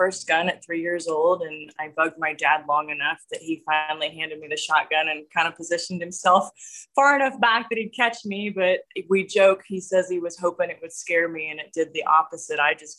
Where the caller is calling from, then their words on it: Nebraska, United States; So I am joining you from central Nebraska, halfway between two small towns, Ord and North Loop.